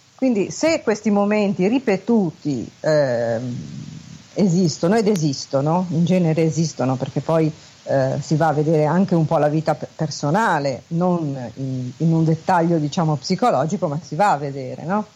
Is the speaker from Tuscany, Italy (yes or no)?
no; Genoa, Liguria, Italy; also born or lived in Milan; sono genovese e quindi chiamo da Genova